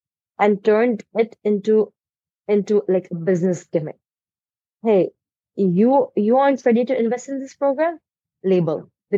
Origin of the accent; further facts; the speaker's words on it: India; I am from India.